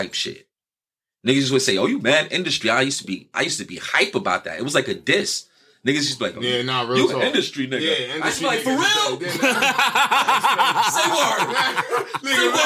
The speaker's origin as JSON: {"language": "English", "town": "New York City", "region": "New York", "country": "United States", "said": "I'm from New York City"}